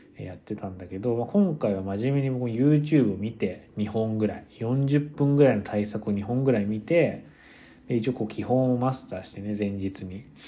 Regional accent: Kyoto, Japan; now in United States; 僕結構出身が京都だから

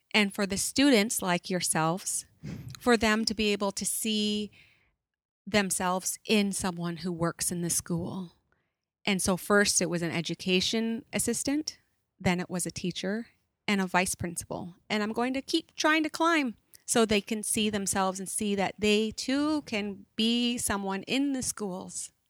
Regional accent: Stó:lō, Fraser Valley, British Columbia, Canada; also born or lived in Chilliwack; I am Stallo from the Fraser Valley here. I live in Chilliwack

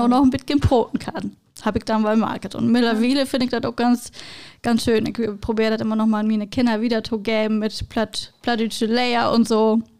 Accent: Emsland, Lower Saxony, Germany; ich brot auch platt und ich komme aus Emsland

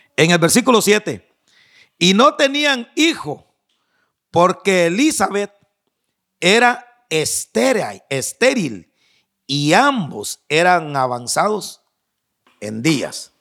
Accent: Guatemala; moved away; mi tierra, no sé si ahora ya cambiarían las cosas, pero en, Guatemala

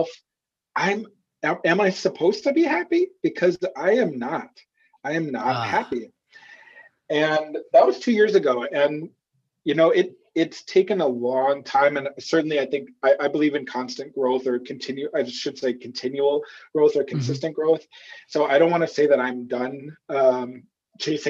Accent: Minnesota, United States; I'm from Minnesota and I grew up on a farm

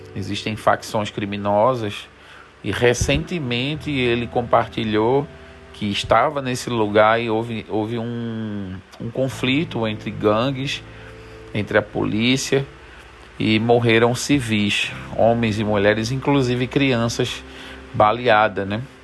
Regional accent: Jaboatão dos Guararapes, Pernambuco, Brazil; moved away; also born or lived in Senegal; eu me criei em Jaboatão dos Guararapes, num lugar chamado Santo Aleixo

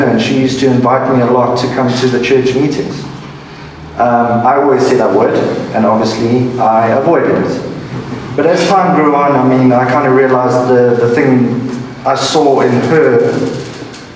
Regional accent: South Africa; I'm from South Africa.

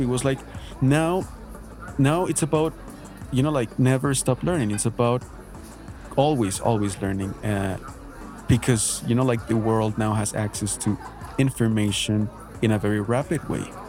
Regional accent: Bogotá, Colombia; English is a second language; I studied at a, at a public school here in Bogota, Colombia.

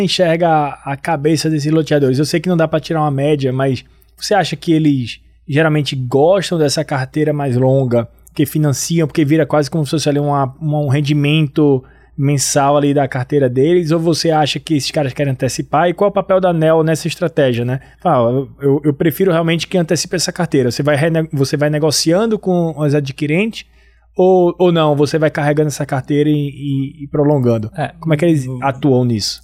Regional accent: Northeast Region, Brazil; accent: nordestino; o meu sotaque é um sotaque nordestino, né? Eu hum. sou do Nordeste

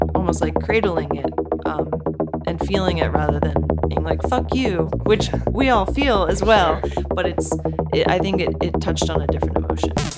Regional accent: Bethesda, Maryland, United States; I grew up in Bethesda, Maryland

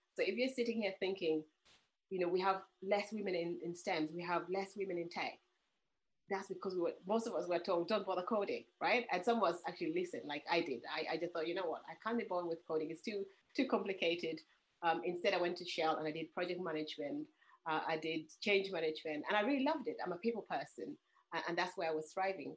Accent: Uganda; moved away; I'm originally from Uganda

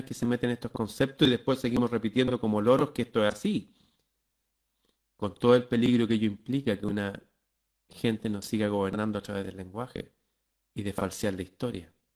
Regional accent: Chile; nosotros acá en Chile usamos palabras

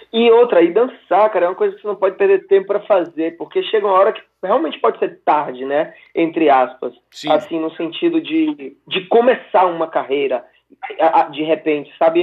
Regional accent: Bahia, Brazil; now in Valencia, Spain; a gente está em Valência, mas a gente é de em Bahia

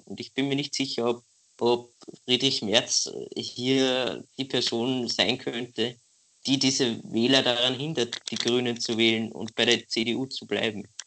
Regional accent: Austria; als, als Österreicher

